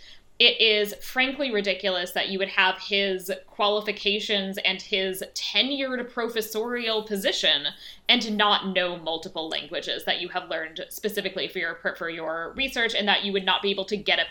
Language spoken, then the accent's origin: English; United States; I'm American.